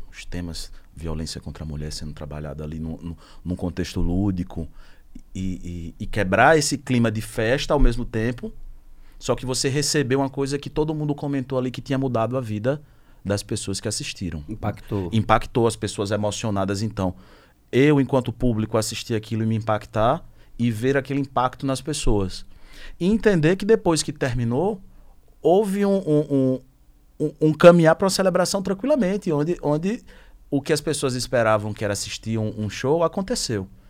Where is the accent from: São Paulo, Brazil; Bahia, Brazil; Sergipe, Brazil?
Sergipe, Brazil; eu sou sergipano